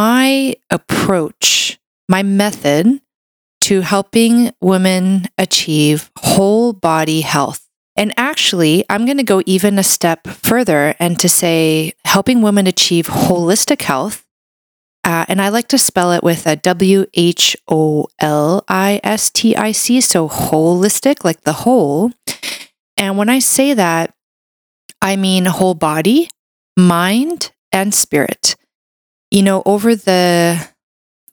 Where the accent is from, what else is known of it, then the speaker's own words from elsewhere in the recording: Brazil; now in Canada; I was raised in Brazil. I was born in Brazil